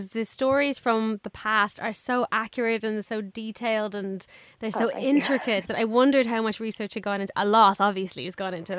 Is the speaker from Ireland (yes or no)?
yes; Ireland; as an Irish person, I know all those places you're talking about